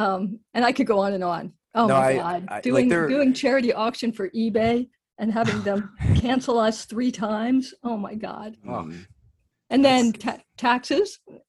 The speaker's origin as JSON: {"language": "English", "country": "United Kingdom", "also_born_or_lived": "United States", "said": "That's correct, but I always have to clarify this, that I am British as well."}